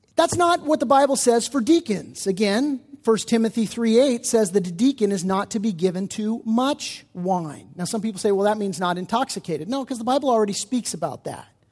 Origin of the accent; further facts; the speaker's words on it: United States; especially as American Christians